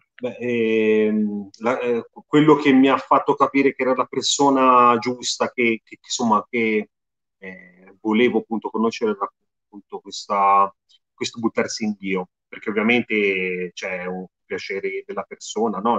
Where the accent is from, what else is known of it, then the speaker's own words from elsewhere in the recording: Tuscany, Italy; sono toscano